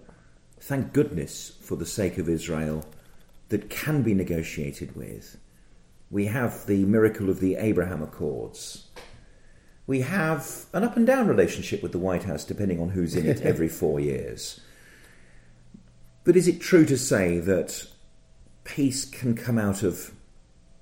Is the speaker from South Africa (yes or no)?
no; Birmingham, West Midlands, United Kingdom; I'm from Birmingham